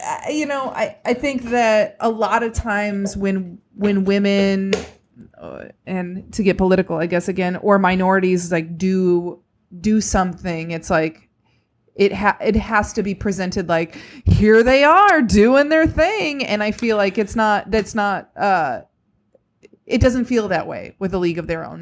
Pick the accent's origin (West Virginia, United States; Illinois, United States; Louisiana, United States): Illinois, United States; just outside of Chicago; I grew up just outside of Chicago